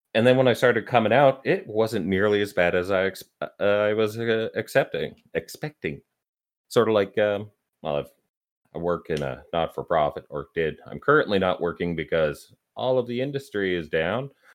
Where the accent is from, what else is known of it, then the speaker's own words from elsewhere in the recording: Canada; I'm Canadian